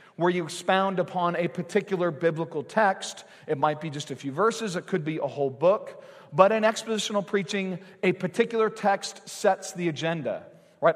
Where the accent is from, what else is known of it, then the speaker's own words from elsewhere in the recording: United States; We've grown up in this country